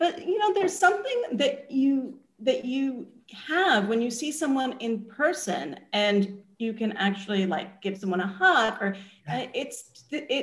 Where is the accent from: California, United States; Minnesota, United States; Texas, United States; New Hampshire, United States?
California, United States; Los Angeles; moved away as an adult; now in New York, United States; I actually lived in LA. I lived there from age 9 to 18